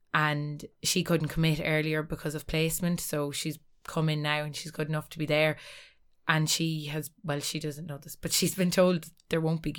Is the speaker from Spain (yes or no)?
no; Ulster, Ireland; Like, we're all from Cavan at the end of the day.